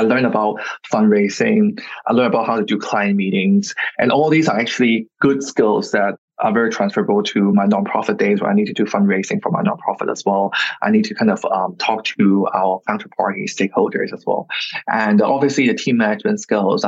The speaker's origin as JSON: {"language": "English", "country": "Hong Kong", "tie": "born or raised there", "second_language": "English", "said": "I'm born and raised in Hong Kong, very, very local"}